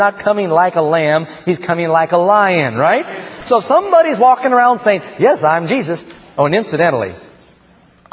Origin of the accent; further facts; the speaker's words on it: Northern California, United States; we're from Northern California